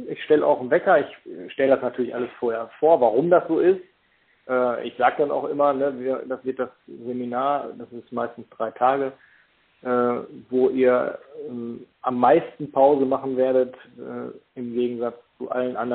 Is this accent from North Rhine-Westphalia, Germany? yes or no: yes; Paderborn, North Rhine-Westphalia, Germany; ich komme aus Paderborn.